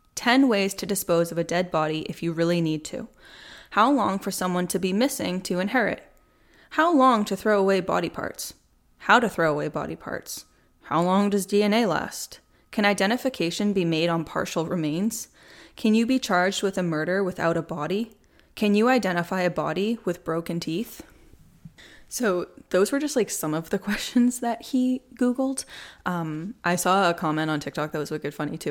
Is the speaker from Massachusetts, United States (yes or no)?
yes; Plymouth, Massachusetts, United States; moved away as an adult; now in Charlotte, United States; Born and raised until this past July up in Massachusetts. I grew up in Plymouth